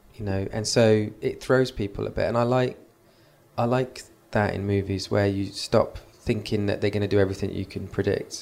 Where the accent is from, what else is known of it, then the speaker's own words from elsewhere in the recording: Nuneaton, West Midlands, United Kingdom; that's my hometown